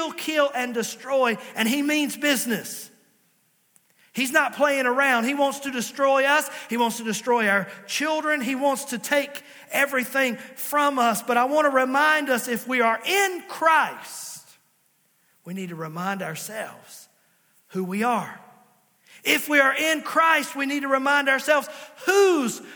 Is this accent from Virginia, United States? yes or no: yes; Virginia, United States; also born or lived in Princeton, West Virginia; I was born in Princeton, West Virginia. Yes, I was born in West Virginia, but they quickly got me back across the line and I was raised in Virginia